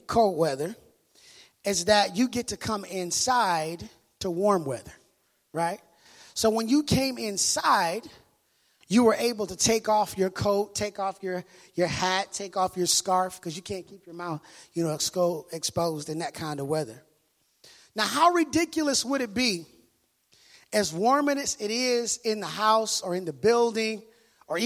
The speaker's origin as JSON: {"language": "English", "town": "Minneapolis", "region": "Minnesota", "country": "United States", "moved": "yes", "said": "I'm from Minneapolis, Minnesota"}